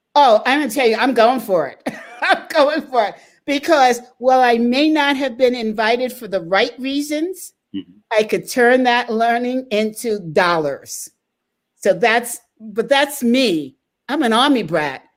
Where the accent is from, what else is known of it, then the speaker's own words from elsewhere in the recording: United States; as Americans